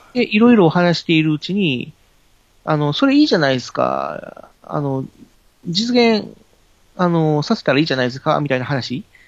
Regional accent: Kobe, Hyogo, Japan; now in Tokai, Japan; もともとは僕、神戸の方が出身だったので

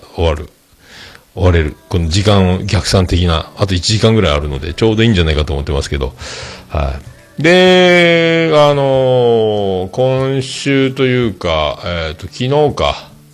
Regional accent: Fukuoka, Japan; 姪の浜、姪中です、姪中です。で、今、あの、子供が、えっ、ー、と、内浜小学校、内浜小

